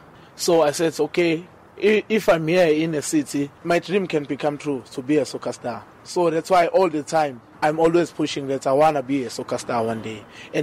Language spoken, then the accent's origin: English; Manguzi, KwaMhlabuyalingana, northern KwaZulu-Natal, South Africa; moved away as an adult; now in Durban, South Africa; I'm from Kwamhlabelingane, Manguze, the north of KwaZulu-Natal, next to Mozambique border.